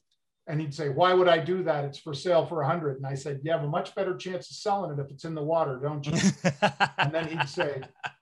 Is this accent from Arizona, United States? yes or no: no; San Francisco, California, United States; moved away; also born or lived in Minneapolis / Chicago; When I moved to Chicago, Matt, I sailed a little when I was growing up in San Francisco and then in Minneapolis